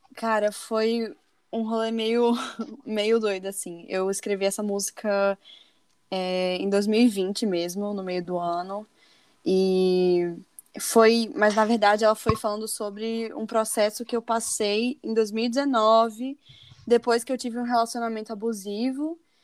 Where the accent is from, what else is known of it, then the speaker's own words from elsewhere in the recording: Natal, Rio Grande do Norte, Brazil; moved away as an adult; eu tinha voltado pra, pra minha cidade, pra Natal